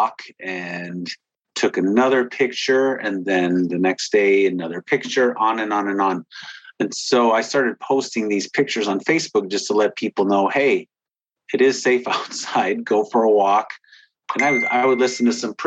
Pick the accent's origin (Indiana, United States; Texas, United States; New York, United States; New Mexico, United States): Indiana, United States; Whiting; moved away as an adult; I wanted to get back to my hometown. This is where my parents were born and raised, and so was